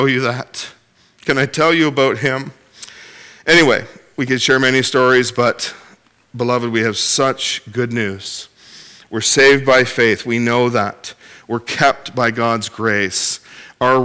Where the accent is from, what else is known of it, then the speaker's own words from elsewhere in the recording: Ontario, Canada; now in Cape Breton, Canada; I do live there, but I'm originally from Ontario